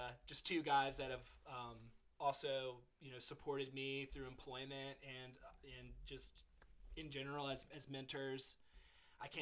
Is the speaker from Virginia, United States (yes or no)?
yes; Virginia Beach, Virginia, United States; my own friends that I grew up here with in Virginia Beach